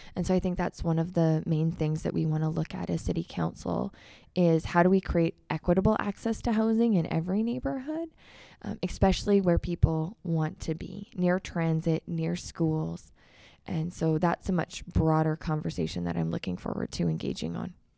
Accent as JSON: {"language": "English", "town": "Calgary", "region": "Alberta", "country": "Canada", "tie": "born or raised there", "said": "I am born and raised in Ward Nine, um, which is the communities that I am running to be their city councilor and grew up in Forest Lawn"}